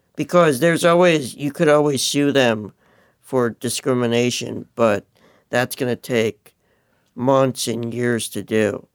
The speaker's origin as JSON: {"language": "English", "region": "New York", "country": "United States", "moved": "yes", "said": "I'm originally from New York"}